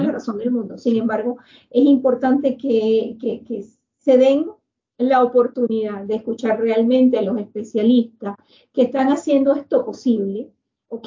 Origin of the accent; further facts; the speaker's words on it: Venezuela; nosotros como venezolanos